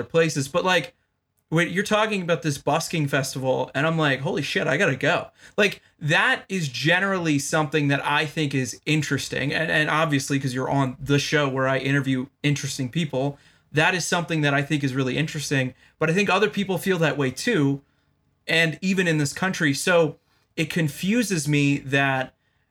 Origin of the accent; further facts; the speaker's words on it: Baltimore, Maryland, United States; I was born in Baltimore. I live right outside of Baltimore